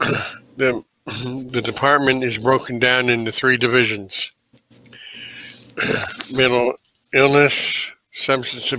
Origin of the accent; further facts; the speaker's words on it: Birmingham, Alabama, United States; also born or lived in Dayton, Ohio; I'm originally from Dayton, Ohio. We moved to Birmingham in 1972, when I was 4 years old